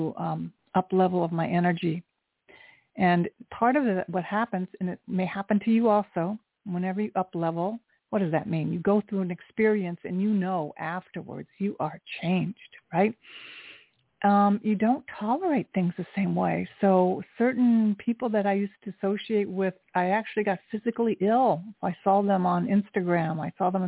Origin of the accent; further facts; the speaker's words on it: Japan; I was born in Japan. I am half Japanese.